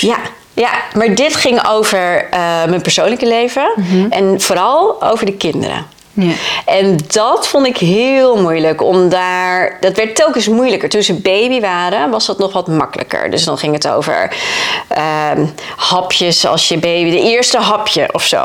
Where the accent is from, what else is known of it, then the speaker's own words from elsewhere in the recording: Friesland, Netherlands; moved away as an adult; also born or lived in Leeuwarden; now in Texas, United States; Ik kom uit Friesland, dus ik woon in Leeuwarden heel prima op mijn eigen